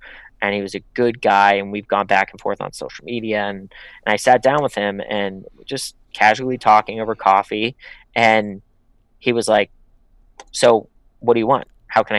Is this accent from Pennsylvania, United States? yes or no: yes; Pittsburgh, Pennsylvania, United States; now in Los Angeles, United States; So I'm from Pittsburgh. I'm not from Los Angeles. I come from a blue collar town. So when I came out here, I genuinely wanted to build relationships with people.